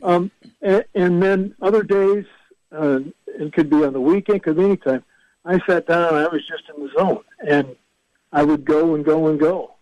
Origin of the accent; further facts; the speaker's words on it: Fort Dodge, Iowa, United States; Fort Dodge, my hometown